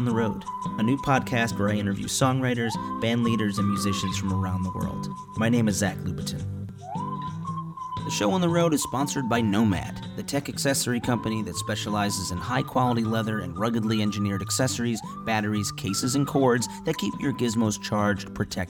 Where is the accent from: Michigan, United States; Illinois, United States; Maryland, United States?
Illinois, United States; Chicago; now in Los Angeles, United States; my hometown of Chicago